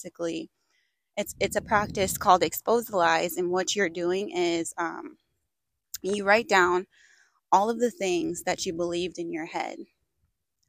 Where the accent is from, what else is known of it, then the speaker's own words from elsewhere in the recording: Minnesota, United States; I grew up in Minnesota